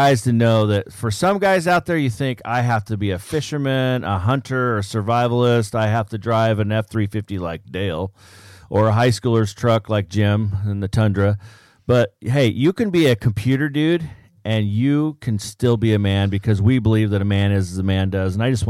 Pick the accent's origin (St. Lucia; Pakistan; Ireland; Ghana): Pakistan; but originally I'm from Pakistan.